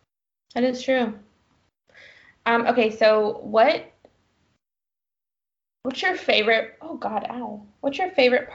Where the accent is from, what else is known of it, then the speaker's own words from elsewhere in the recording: North Carolina, United States; now in Alabama, United States; growing up in North Carolina